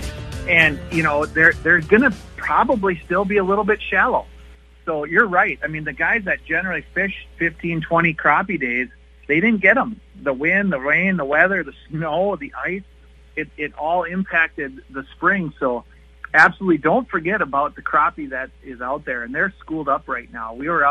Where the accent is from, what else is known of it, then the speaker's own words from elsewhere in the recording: International Falls, Minnesota, United States; growing up in International Falls, we received our news from Superior Duluth